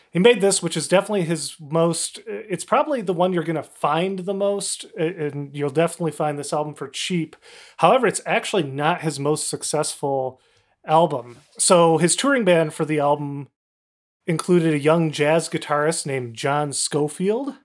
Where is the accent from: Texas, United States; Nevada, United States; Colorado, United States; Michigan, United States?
Michigan, United States; Kalamazoo; I'm from Kalamazoo, Michigan, and was forced to listen to classic rock stations